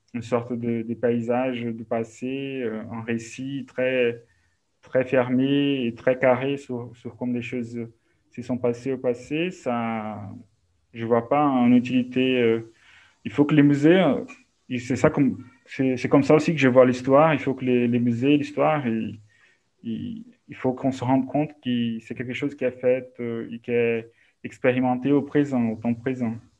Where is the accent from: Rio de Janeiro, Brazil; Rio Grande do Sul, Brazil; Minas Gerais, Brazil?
Minas Gerais, Brazil; Belo Horizonte; French is a second language; moved away as an adult; also born or lived in Coronel Fabriciano, Minas Gerais / Paris; je suis né à, à Belo Horizonte, au Barreiro, mais en fait, quand j'étais adolescent, on a déménagé au Coronel Fabriciano, no Vale do Aço, à Minas Gerais